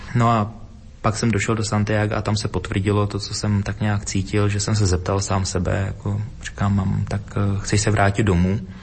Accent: Dvůr Králové nad Labem, Hradec Králové Region, Czechia; z místa, kde jsem se narodila, kde jsem vyrůstal, ze Dvora Králové nad Labem, pod Krkonoší, východní Čechy

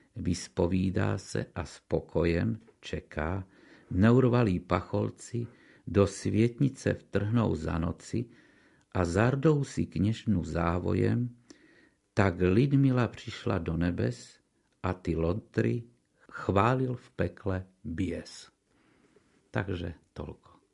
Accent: Košice, Košice Region, Slovakia; som Košičan

